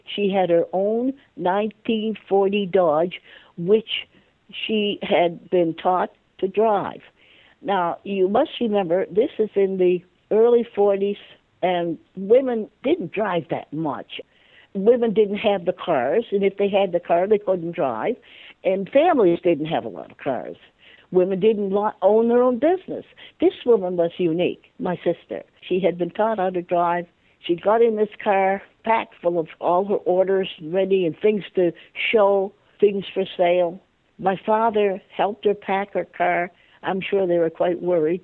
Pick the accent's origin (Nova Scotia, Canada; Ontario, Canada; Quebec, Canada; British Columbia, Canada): Nova Scotia, Canada; Halifax; I grew up in Halifax, Nova Scotia, and I was the last of 15 children mostly my life was in the north end of Halifax